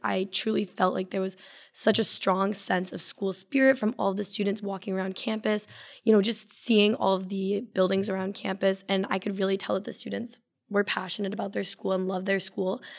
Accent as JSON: {"language": "English", "town": "Simsbury", "region": "Connecticut", "country": "United States", "said": "I'm from Simsbury, Connecticut"}